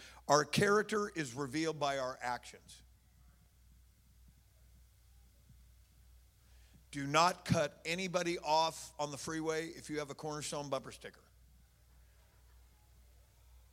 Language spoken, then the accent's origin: English; Oakland, California, United States; I'm from Oakland